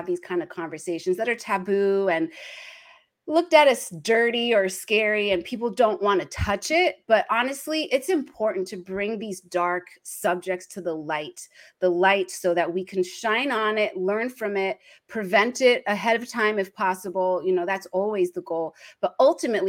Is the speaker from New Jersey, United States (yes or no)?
yes; New Jersey, United States; now in Los Angeles, United States; I started off being the firstborn to Taiwanese immigrants in New Jersey, East Coast.